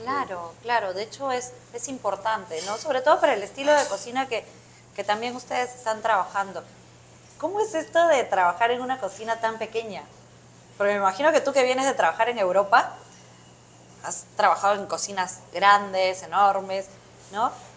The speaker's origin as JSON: {"language": "Spanish", "country": "Peru", "said": "ahora los cocineros peruanos pues tenemos también una gran responsabilidad"}